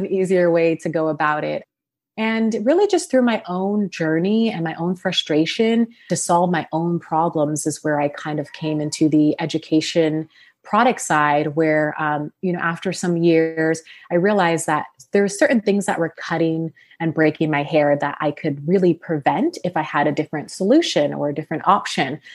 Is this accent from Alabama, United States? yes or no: no; Sacramento, California, United States; also born or lived in Los Angeles, California; I'm from Sacramento, California, born and raised, went to college there.